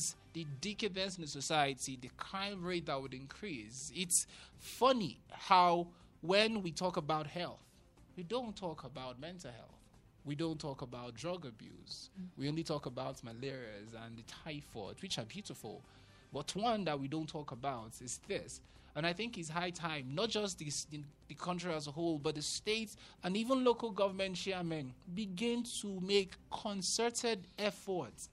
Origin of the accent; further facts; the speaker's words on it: Ikorodu, Lagos, Nigeria; I remember growing up in Lagos, in Ikorodu specifically